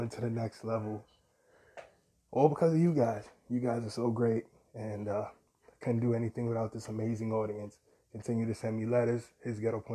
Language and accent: English; New York City, New York, United States; as a New Yorker